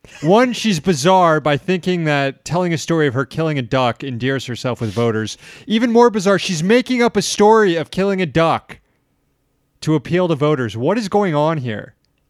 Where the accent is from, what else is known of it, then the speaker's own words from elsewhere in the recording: Florida, United States; I grew up in Florida.